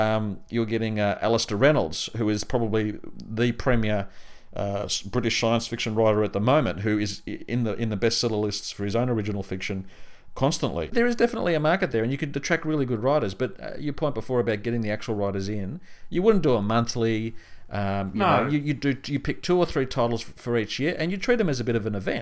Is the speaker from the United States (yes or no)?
no; country Victoria, Australia; when I was living in country Victoria, the only really real place to get the books was either at my school library